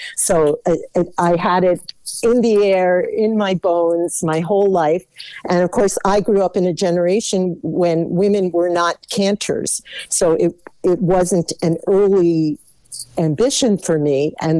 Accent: Stamford, Connecticut, United States; I was born in Stamford, Connecticut

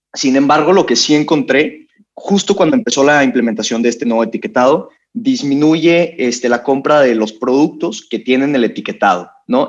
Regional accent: Monterrey, Nuevo León, Mexico; yo soy regio

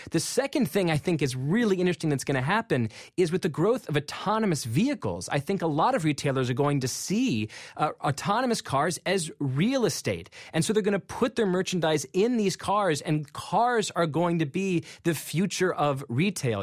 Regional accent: McLean, Virginia, United States; I'm from McLean, Virginia, and there's this uh, mall called Tyson's Corner, which when I was a kid was this sort of smallish mall that we sometimes went to for movies

